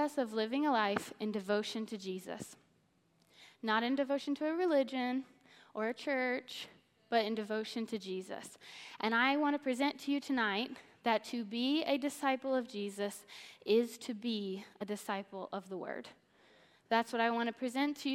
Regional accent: Missouri, United States; So I grew up in Missouri

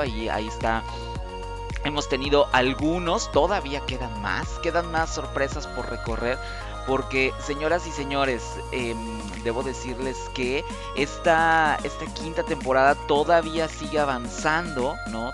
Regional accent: Mexico; Los mexicanos tenemos una serie de expresiones

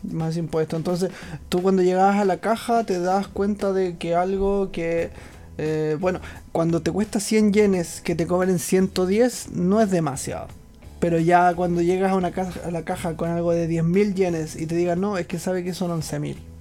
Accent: Chile; moved away as an adult; now in Japan

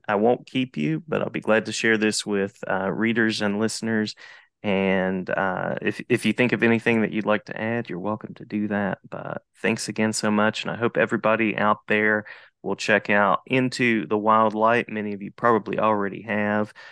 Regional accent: West Virginia, United States; born or raised there; now in North Carolina, United States

